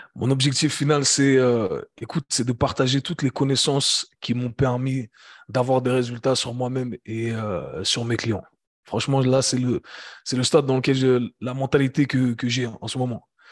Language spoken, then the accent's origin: French; Geneva, Switzerland; also born or lived in United States; j'ai grandi à Genève, j'ai grandi en Suisse.